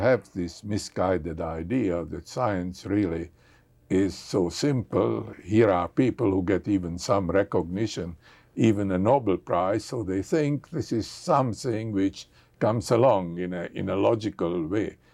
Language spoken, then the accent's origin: English; Hungary; moved away; I come from Hungary